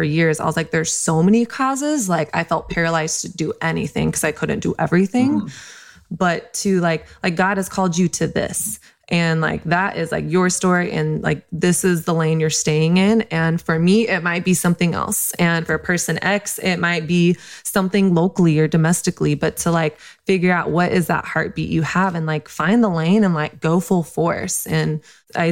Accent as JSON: {"language": "English", "country": "United States", "tie": "born or raised there", "said": "I was born in the United States"}